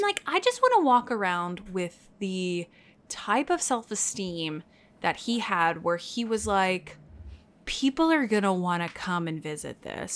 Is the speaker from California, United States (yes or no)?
no; Texas, United States; now in New York, United States; I grew up in Texas